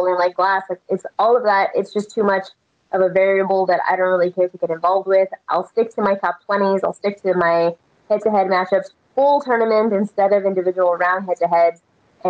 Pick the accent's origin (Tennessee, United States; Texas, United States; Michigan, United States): Texas, United States; moved away; also born or lived in Las Vegas; I'm born and raised in Texas